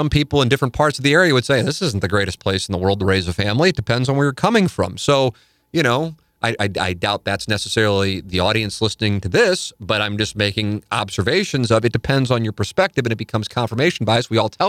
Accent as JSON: {"language": "English", "town": "St. Louis", "region": "Missouri", "country": "United States", "tie": "born or raised there", "also_born_or_lived": "Connecticut", "said": "I grew up in St. Louis. Then my family and I raised our family in Connecticut and I worked in Manhattan. And then we moved back to St. Louis"}